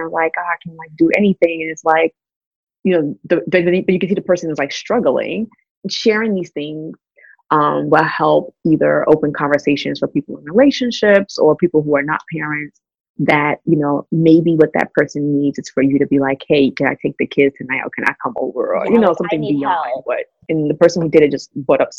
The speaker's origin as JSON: {"language": "English", "town": "New York City", "region": "New York", "country": "United States", "tie": "born or raised there", "said": "being raised in that type of household growing up in Brooklyn, where my mom had friends on the block"}